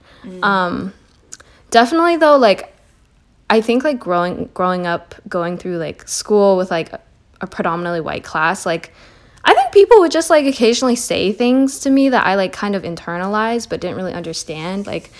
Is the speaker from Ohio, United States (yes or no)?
no; Seattle, Washington, United States; I identify as a female. I'm 21 years old. I am Chinese American, and I grew up in West Seattle.